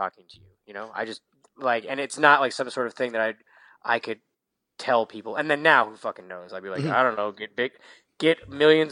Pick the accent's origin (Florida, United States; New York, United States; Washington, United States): Washington, United States; Seattle; moved away as an adult; also born or lived in Southern California; I grew up in Seattle, Washington